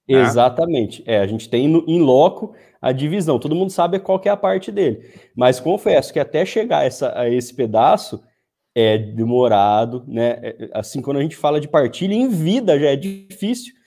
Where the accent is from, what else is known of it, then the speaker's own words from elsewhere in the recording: Paraguaçu Paulista, São Paulo, Brazil; Sou de Paraguaçu Paulista, região de Assis, Marília, para, é, Presidente Prudente, aqui do interior de São Paulo